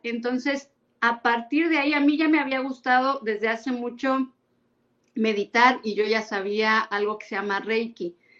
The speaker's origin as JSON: {"language": "Spanish", "town": "Orizaba", "region": "Veracruz", "country": "Mexico", "also_born_or_lived": "Mexico City / Puebla", "moved": "yes", "said": "yo soy de Orizaba, Veracruz, he vivido en México, en Puebla y ahora aquí"}